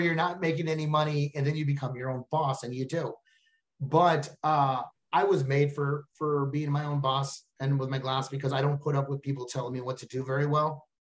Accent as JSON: {"language": "English", "region": "Texas", "country": "United States", "said": "I'm from Texas"}